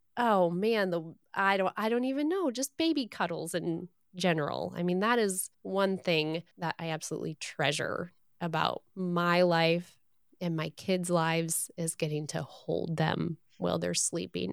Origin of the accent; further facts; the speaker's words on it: Michigan, United States; As a Michigander, born and raised in Michigan